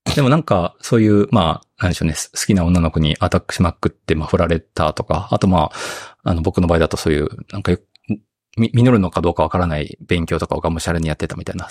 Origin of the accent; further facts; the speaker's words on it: Okayama, Japan; moved away as an adult; also born or lived in Tokyo; 地元の岡山に戻りたい